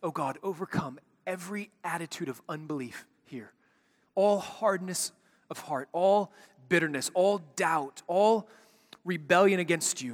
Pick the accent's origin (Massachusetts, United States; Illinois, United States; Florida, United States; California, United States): Illinois, United States; Chicago; When I was a kid growing up in Chicago